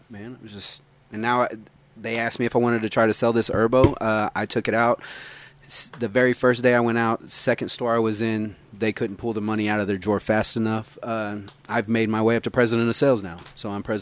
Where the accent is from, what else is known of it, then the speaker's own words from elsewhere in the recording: California, United States; also born or lived in Claremore / Arizona / Tulsa; Uh, I was born in Claremore, raised in uh, California, Arizona, a bunch of other places. Moved back to Tulsa when I was 12.